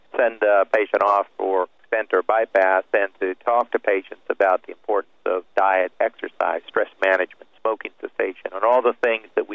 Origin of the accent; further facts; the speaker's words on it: Miami, Florida, United States; I'm from Miami